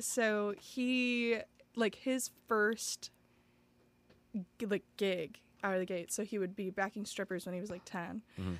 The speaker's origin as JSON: {"language": "English", "town": "Belleville", "region": "Illinois", "country": "United States", "moved": "as an adult", "lives_now": "Chicago, United States", "said": "I'm from Belleville, Illinois, which is next to St. Louis. Mm-hmm. So a little itty bitty town."}